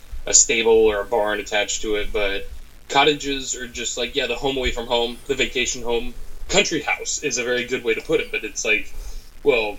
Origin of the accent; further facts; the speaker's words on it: United States; I'm American